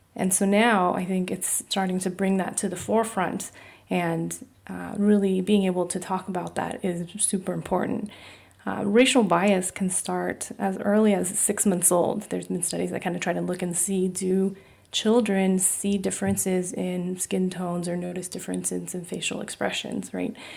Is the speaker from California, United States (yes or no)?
yes; California, United States; My parents are both from Taiwan. I was born in California